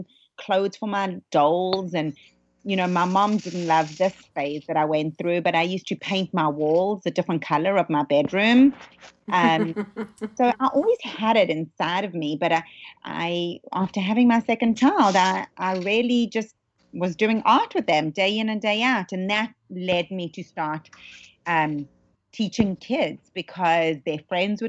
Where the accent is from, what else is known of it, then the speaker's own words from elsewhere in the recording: South Africa; now in Los Angeles, United States; I was somewhat new to Los Angeles, you know, growing up in South Africa